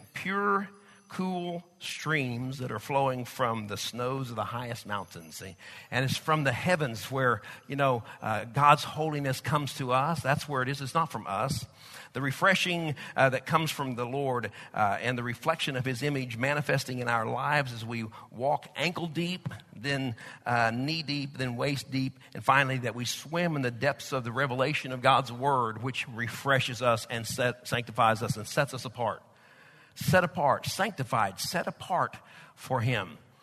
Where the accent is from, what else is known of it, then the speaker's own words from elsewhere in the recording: United States; accent: Okie Texas; also born or lived in Oklahoma / Texas; my Okie Texas accent or Texas Okie accent